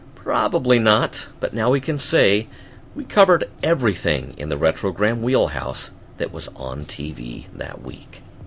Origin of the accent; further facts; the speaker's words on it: United States; as an American